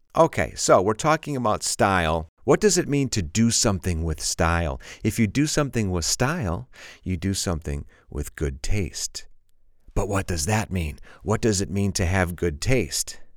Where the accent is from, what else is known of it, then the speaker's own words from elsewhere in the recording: Chicago, Illinois, United States; I'm from Chicago